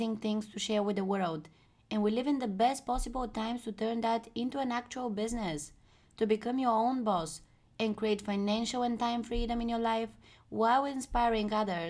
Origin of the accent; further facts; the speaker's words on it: Bulgaria; moved away as an adult; now in Amsterdam, Netherlands; I'm from Bulgaria, a small country in Europe